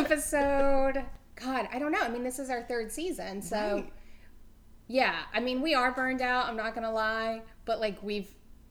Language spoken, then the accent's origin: English; the South, United States; I'm a person from the South